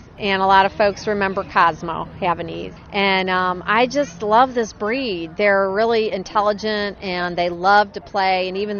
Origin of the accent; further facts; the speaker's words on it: Chicago, Illinois, United States; now in Atlanta, United States; I grew up here in Chicago